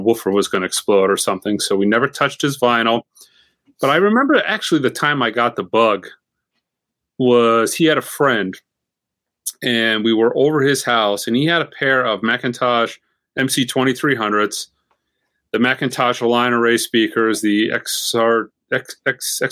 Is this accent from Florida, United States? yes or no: yes; Florida, United States; growing up in Florida